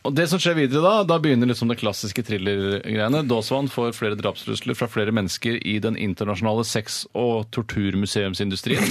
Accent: Oslo, Norway; moved away; also born or lived in Haugenstua; jeg kommer fra Holmlia

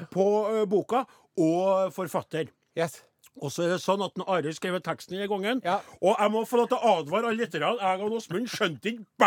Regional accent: Trondheim, Trøndelag, Norway; born there; Jeg er født i Trondheim

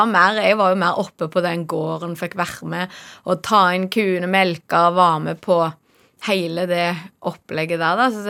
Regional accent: Norway; jeg er så heldig at jeg er fra Norge

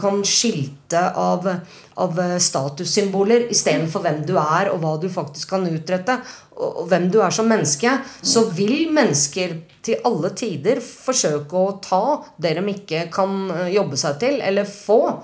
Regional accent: Norway; jeg er jo norsk

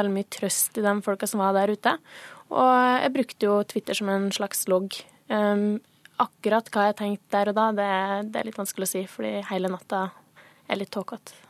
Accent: Sunndal, Møre og Romsdal, Norway; moved away; jeg var hjemme hos foreldrene mine hjemme i Sunndal

